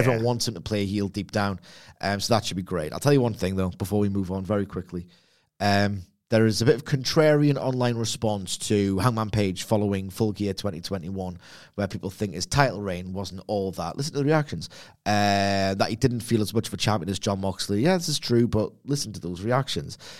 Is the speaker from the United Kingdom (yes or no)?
yes; Gateshead, North East England, United Kingdom; I'm from Lowfell Gateshead